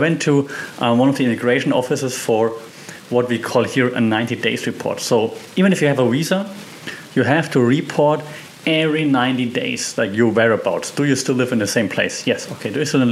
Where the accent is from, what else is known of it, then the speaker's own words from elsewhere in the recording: Germany; moved away as an adult; also born or lived in Austria; now in Thailand; I'm from Germany, we are famous for bureaucracy